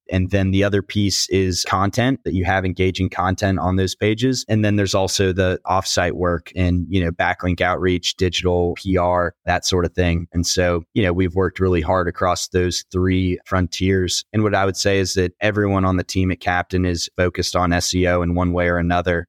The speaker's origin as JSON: {"language": "English", "town": "Houston", "region": "Texas", "country": "United States", "tie": "born or raised there", "said": "I was working in my hometown of Houston, Texas, in oil and gas finance"}